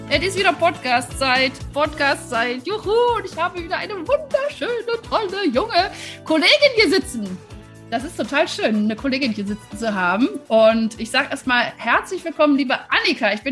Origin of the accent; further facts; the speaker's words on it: Wuppertal, North Rhine-Westphalia, Germany; Ich bin ja Wuppertalerin, weißt du?